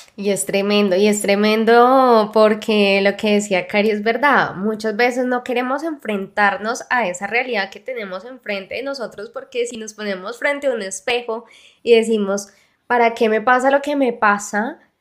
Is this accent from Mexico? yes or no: yes; Mexico; de México